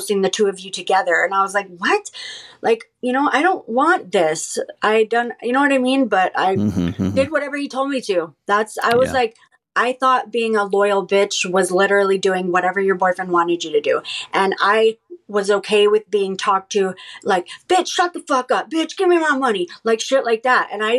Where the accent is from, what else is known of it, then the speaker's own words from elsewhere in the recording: Southern California, United States; growing up in Southern California, which is where I'm from